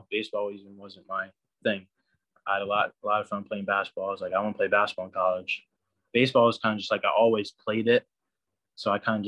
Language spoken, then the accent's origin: English; New Jersey, United States; I'm from New Jersey.